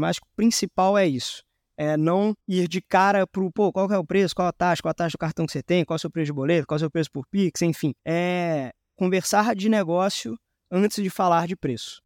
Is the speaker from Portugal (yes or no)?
no; Belo Horizonte, Minas Gerais, Brazil; moved away as an adult; now in São Paulo, Brazil; eu sou mineiro de Belo Horizonte, mas resido em São Paulo há mais ou menos seis anos